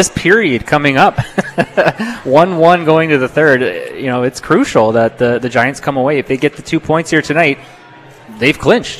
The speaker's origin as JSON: {"language": "English", "town": "Hamilton", "region": "Ontario", "country": "Canada", "tie": "born or raised there", "moved": "yes", "lives_now": "Vancouver, Canada", "said": "So there's a team in my hometown in Hamilton"}